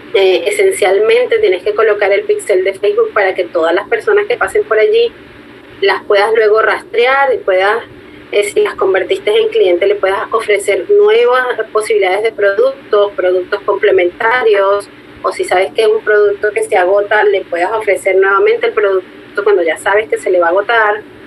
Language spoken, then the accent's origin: Spanish; Venezuela; yo soy de Venezuela